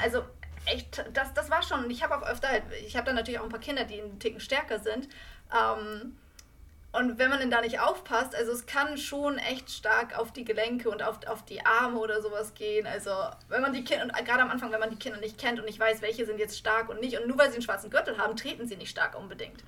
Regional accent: Germany; moved away; ich als Deutsche

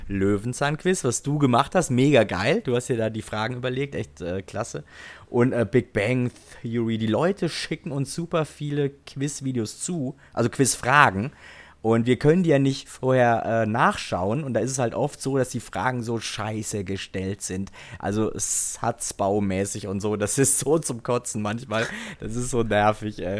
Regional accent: home village near Dillenburg, Hesse, Germany; war am Bahnhof in Dillenburg in Hessen. Das war so zehn Kilometer, zwölf Kilometer von meinem Heimatdorf entfernt

